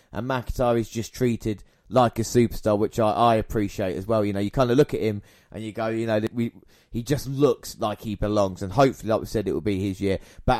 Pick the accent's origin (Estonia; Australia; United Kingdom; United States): United Kingdom; with these, obviously it's a personal thing because obviously we're British as well.